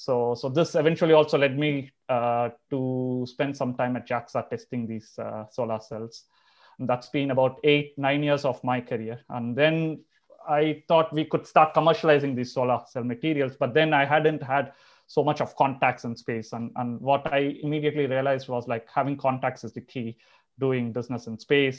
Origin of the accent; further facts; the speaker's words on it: Chennai, Tamil Nadu, India; moved away as an adult; also born or lived in Andhra Pradesh / Europe; I'm originally from Andhra. I've, I've, you know, spent all my life in Chennai until I did my bachelor's.